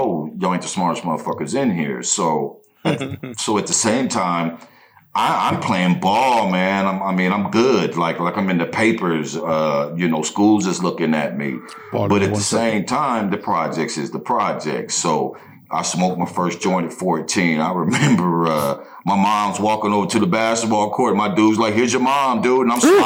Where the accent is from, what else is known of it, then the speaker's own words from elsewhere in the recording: near Putnamville, Indiana, United States; It's in Putnamville, and it's close to my hometown